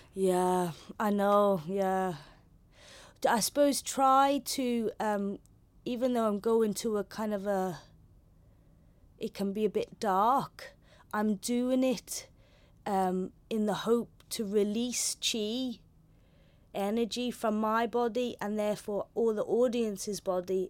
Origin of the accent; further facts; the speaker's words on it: Belfast, Northern Ireland, United Kingdom; accent: London; also born or lived in London / Holland; first I moved from London, and I had a London accent. in a school, all girls' school on the Falls Road